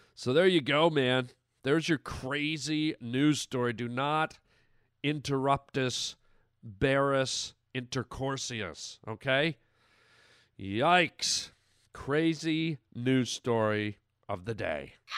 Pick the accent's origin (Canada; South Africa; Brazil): Canada; now in United States; I'm from Canada. I never voted in Canada